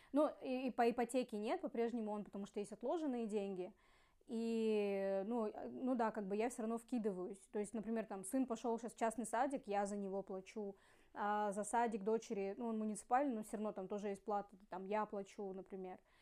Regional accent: Ussuriysk, Primorsky Krai, Russia; moved away as an adult; also born or lived in Khabarovsk; now in Vladivostok, Russia; мы из Уссурийска, потом переехали с тогда еще парнем а, в Хабаровск

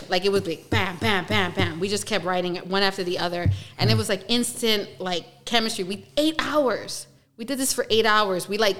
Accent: New York City, New York, United States; moved away; from New York. I'm from the Bronx, New York. I'm from Yankee Land.

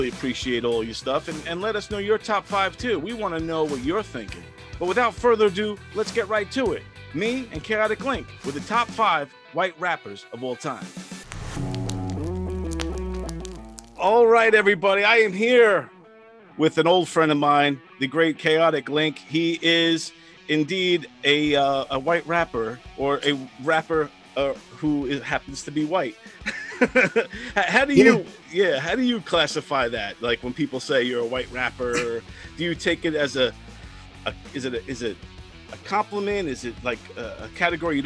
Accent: Brentwood, New York, United States; I'm from Brentwood, essentially. So we grew up around hip-hop

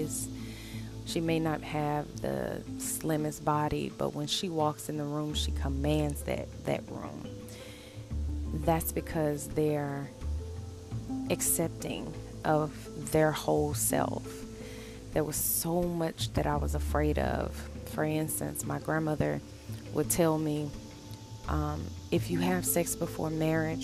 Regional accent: the South, United States; I'm from the South, and I was raised by my grandmother

